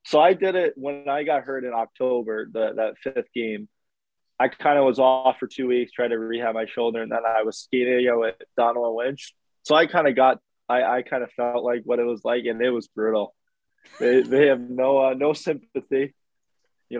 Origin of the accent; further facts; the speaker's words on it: New York, United States; also born or lived in North Dakota; now in Ottawa, Canada; I'm from New York